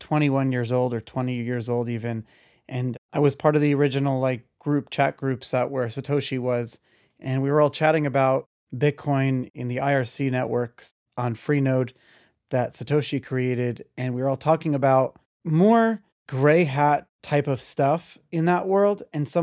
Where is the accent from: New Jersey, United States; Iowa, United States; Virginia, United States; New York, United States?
New York, United States; Brooklyn; So I grew up in Brooklyn and grew up in like the yeshiva world.